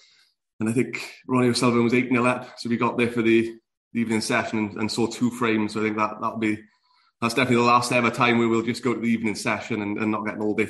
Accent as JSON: {"language": "English", "region": "South Wales", "country": "United Kingdom", "said": "I'm from South Wales"}